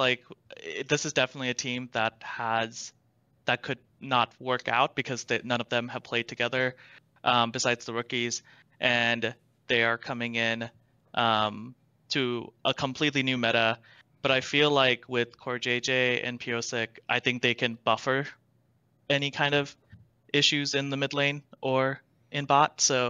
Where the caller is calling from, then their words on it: Madison, Wisconsin, United States; Wisconsin, Madison, Wisconsin.